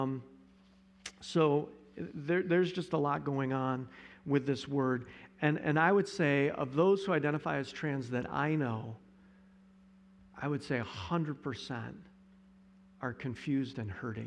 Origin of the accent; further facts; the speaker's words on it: Johnson City, United States; when I was growing up in Johnson City